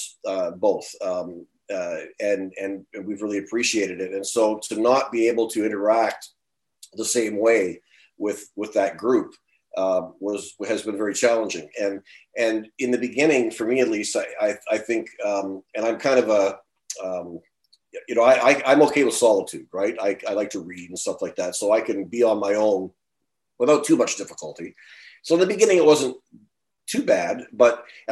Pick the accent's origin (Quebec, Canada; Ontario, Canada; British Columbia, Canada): Ontario, Canada; moved away as an adult; I grew up and lived in Ontario for the first 58 years of my life